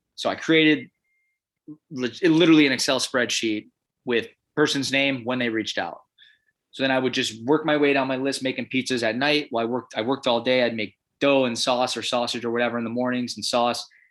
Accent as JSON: {"language": "English", "region": "Illinois", "country": "United States", "tie": "born or raised there", "also_born_or_lived": "Chicago / Milwaukee, Wisconsin / Minneapolis, Minnesota", "moved": "yes", "lives_now": "Portland, United States", "said": "I'm from Illinois"}